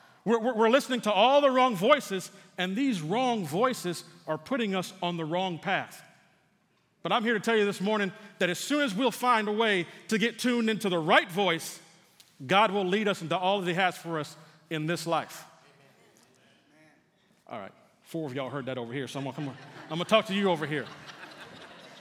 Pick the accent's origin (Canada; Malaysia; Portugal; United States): United States; San Antonio, Texas; moved away; Being from San Antonio, there's a radio station that I still listen to from time to time to listen to the local news in my hometown